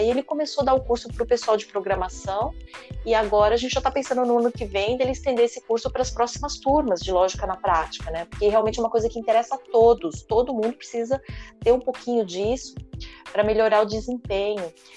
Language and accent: Portuguese; São Paulo, Brazil; eu sou aqui da Zona Sul, sou da periferia, e nascida e criada aqui